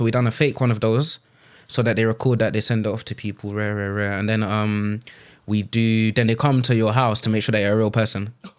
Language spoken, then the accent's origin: English; Cameroon; No, I'm from Cameroon. No, I'm Anglophone. I can't speak a lick of French. I can speak pidgin, though.